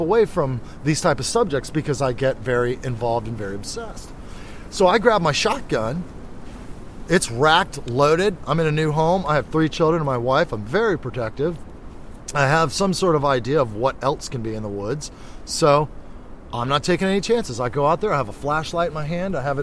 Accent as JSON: {"language": "English", "town": "Orlando", "region": "Florida", "country": "United States", "moved": "yes", "said": "I'm from Orlando, Florida"}